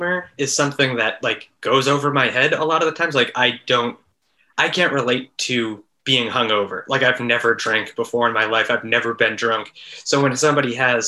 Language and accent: English; Massachusetts, United States; moved away; also born or lived in San Francisco; I grew up in Massachusetts